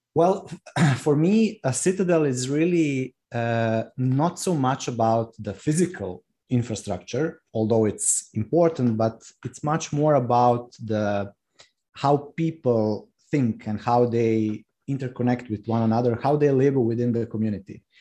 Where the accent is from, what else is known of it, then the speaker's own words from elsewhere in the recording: Rijeka, Primorje-Gorski Kotar County, Croatia; moved away as an adult; now in Rab, Croatia; I was born in Rijeka, which is uh, second or third largest city in Croatia, and my family we lived in Rijeka.